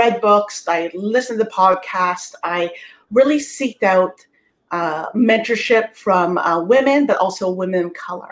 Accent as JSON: {"language": "English", "town": "Toronto", "region": "Ontario", "country": "Canada", "said": "I'm from Toronto, Canada"}